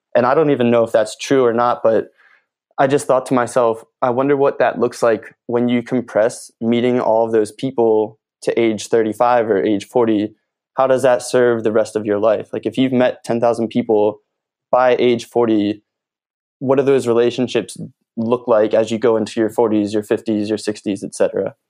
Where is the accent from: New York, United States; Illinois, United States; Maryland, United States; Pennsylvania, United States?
Pennsylvania, United States; Philadelphia; moved away as an adult; now in Los Angeles, United States; I'm originally from Philly